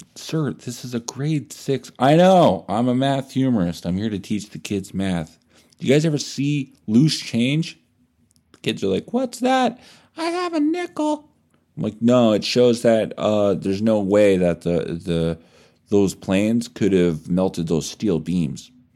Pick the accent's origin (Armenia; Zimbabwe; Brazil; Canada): Canada